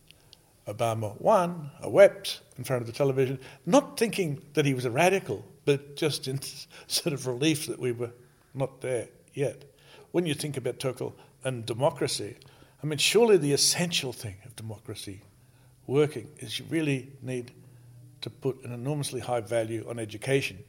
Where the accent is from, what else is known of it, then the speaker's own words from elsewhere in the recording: Australia; now in United States; I'm from Australia